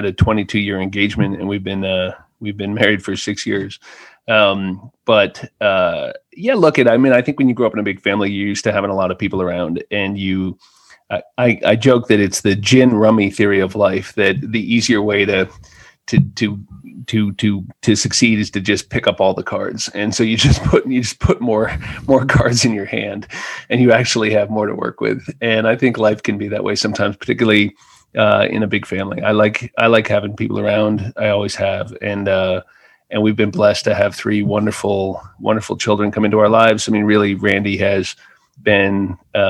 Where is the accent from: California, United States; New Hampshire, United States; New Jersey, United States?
New Hampshire, United States; Hanover; moved away as an adult; now in New York, United States; I grew up in Hanover, New Hampshire